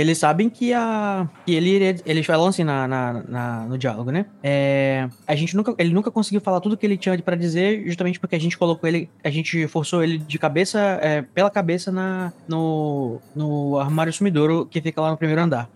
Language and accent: Portuguese; Brazil; Sou brasileiro